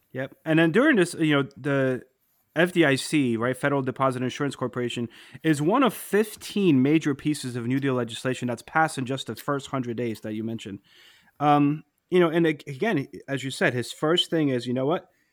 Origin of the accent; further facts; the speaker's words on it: New Jersey, United States; my hometown, um, in New Jersey